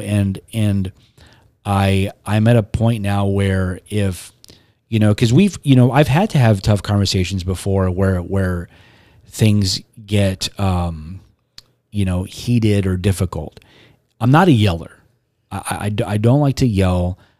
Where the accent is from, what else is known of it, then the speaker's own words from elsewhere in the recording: Robstown, Texas, United States; also born or lived in Corpus Christi; I'm from Robstown, but I was born here